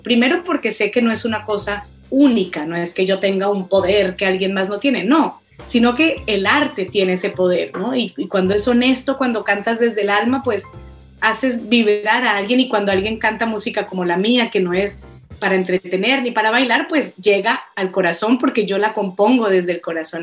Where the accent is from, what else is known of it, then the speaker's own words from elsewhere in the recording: Colombia; moved away as an adult; also born or lived in Boston; now in Barcelona, Spain; yo como colombiana